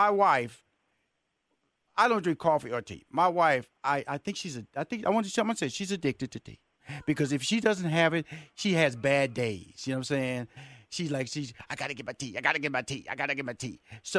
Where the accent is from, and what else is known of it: Houston, Texas, United States